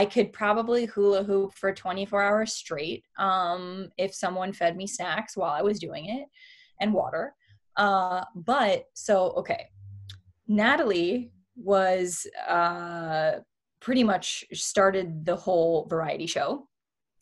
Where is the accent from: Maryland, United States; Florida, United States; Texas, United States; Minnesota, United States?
Florida, United States; Miami; moved away as an adult; now in Los Angeles, United States; growing up in Miami and sort of feeling like an outsider